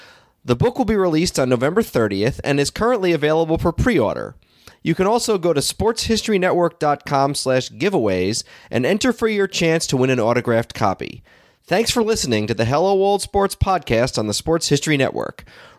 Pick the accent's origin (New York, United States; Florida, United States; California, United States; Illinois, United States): New York, United States; the New York area, United States; I grew up in the New York area